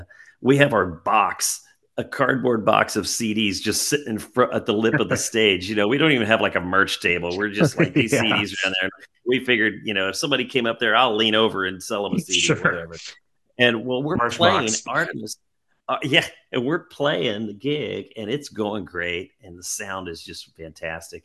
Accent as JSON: {"language": "English", "town": "Springfield", "region": "Missouri", "country": "United States", "said": "I'm from Springfield, Missouri"}